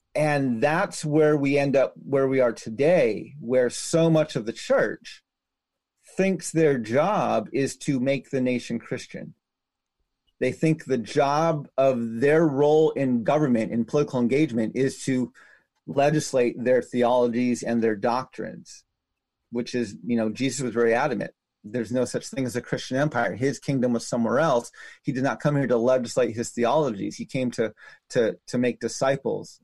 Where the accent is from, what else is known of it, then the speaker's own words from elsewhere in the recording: United States; my life as an American citizen is the day I acknowledged the Constitution wasn't written to protect me as a native man.